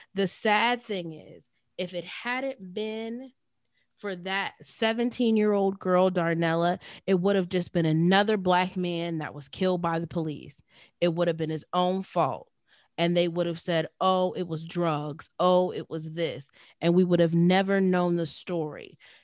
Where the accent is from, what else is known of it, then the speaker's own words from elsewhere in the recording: Johnstown, Pennsylvania, United States; my hometown, our hometown, the small city of Johnstown, P